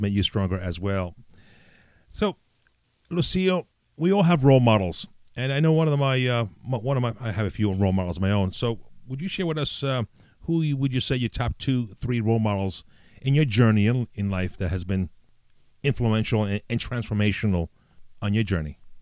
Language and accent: English; New York City, New York, United States; also born or lived in Italy; as a kid, you know, living in the Bronx, growing up in the Bronx, New York